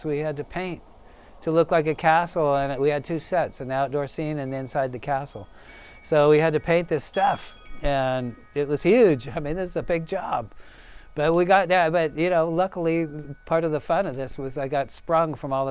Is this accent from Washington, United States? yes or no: no; Sacramento, California, United States; I grew up in Sacramento, the capital city of California.